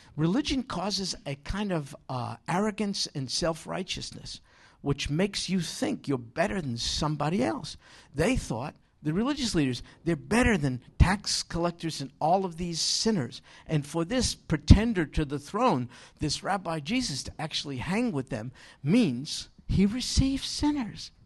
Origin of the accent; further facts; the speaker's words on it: New York, United States; moved away; we don't have too many sheep in where I grew up in New York.